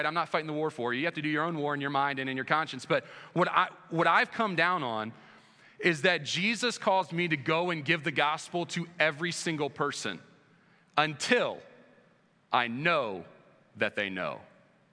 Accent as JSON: {"language": "English", "country": "United States", "tie": "born or raised there", "moved": "as an adult", "lives_now": "Indiana, United States", "said": "on the East Coast, where I grew up right outside of DC"}